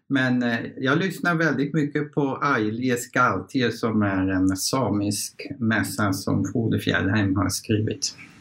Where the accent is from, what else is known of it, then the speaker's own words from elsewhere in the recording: Netherlands; Swedish is a second language; moved away as an adult; also born or lived in Kiruna, Sweden; now in Sweden; Jag kommer från Nederländerna.